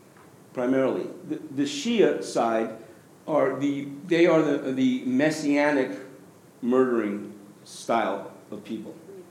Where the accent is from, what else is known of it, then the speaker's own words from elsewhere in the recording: New York, United States; I grew up in New York with them.